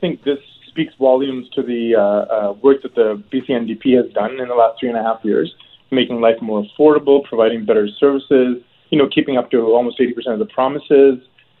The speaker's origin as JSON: {"language": "English", "country": "Hong Kong", "moved": "yes", "lives_now": "Canada", "said": "I immigrated from Hong Kong in 1989 with my family, and I was ecstatic. I hadn't, you know, Hong Kong was under British rule at that time, so there was no real elected government."}